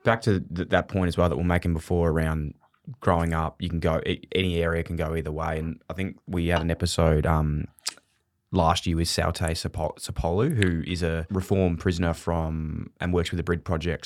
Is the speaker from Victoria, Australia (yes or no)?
yes; Melbourne, Victoria, Australia; also born or lived in Ballarat; I grew up in Fitzroy